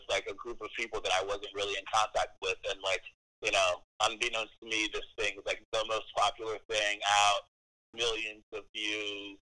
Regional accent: United States; I'm an American.

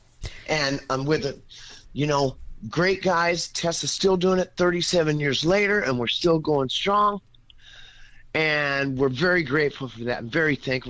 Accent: Georgetown, California, United States; also born or lived in Texarkana / Broken Bow, Oklahoma / Idabel, Oklahoma; I'm just this boy from Texarkana. I grew up in Northern California, in Georgetown, California, and then moved to Broken Bow for a year, 5 years in Idabel, graduated major in FFA, come back to Georgetown

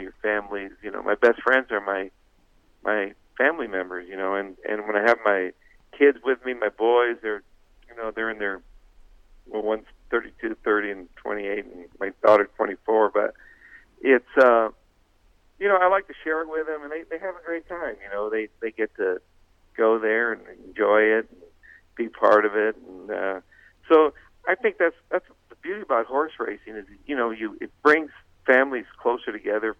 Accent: Nogales, Arizona, United States; I grew up in Nogales, Arizona, you know, a big Catholic family, there were seven of us

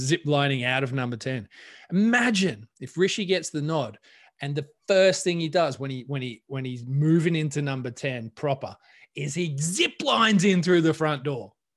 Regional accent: Australia; moved away; being Australian

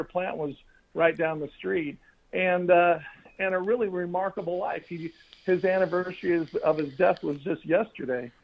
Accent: Fullerton, California, United States; I grew up in Fullerton, California.

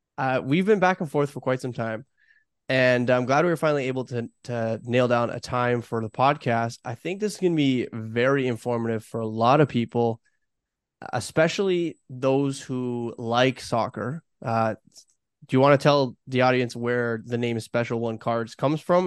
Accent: Toronto, Ontario, Canada; I grew up in Toronto

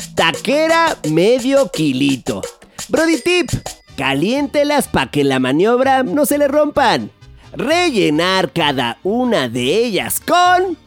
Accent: Mexico; nos dan identidad como mexicanos

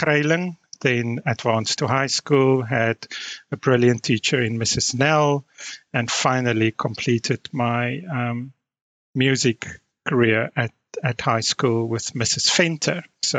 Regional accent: Odendaalsrus, Free State, South Africa; moved away as an adult; now in Amsterdam, Netherlands; Grew up in a small town called Odendaalsrust, which is part of the goldfields of the Free State, and grew up with two siblings, two elder sisters, with an age gap of between 5 and 8 years.

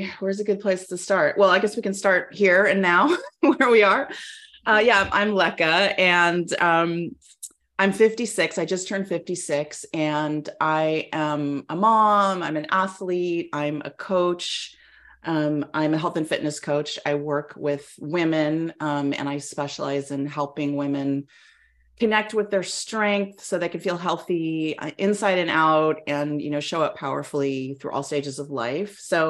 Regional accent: Albion, California, United States; also born or lived in East Coast; I grew up in Northern California and I kind of called the Bay Area home, really. I grew up in a tiny town called Albion, which is in Mendocino County, like about 300 miles north of San Francisco, right?

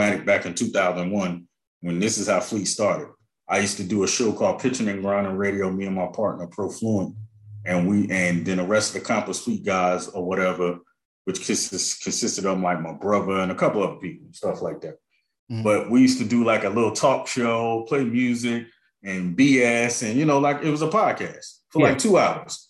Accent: North New Jersey, United States; I'm from North New Jersey

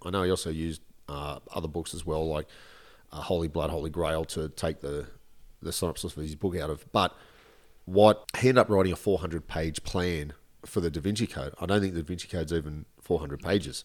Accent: Australia; I'm Australian

